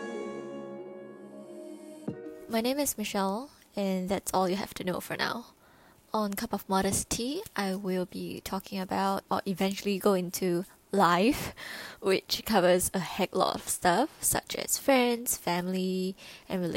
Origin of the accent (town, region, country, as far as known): Singapore